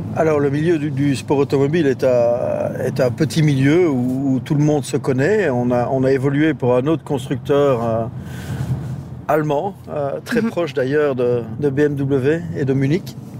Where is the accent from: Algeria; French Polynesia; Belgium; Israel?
Belgium; Verviers, Wallonia; je suis d'abord de la, région d'ici, je suis originaire de Verviers